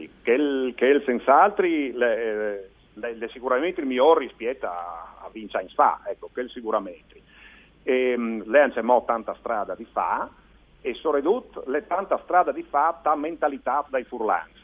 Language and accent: Italian; Gorizia, Friuli-Venezia Giulia, Italy; also born or lived in Udine; io sono di Gurizza